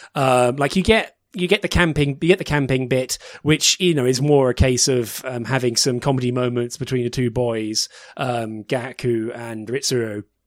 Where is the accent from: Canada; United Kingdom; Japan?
United Kingdom; as a British person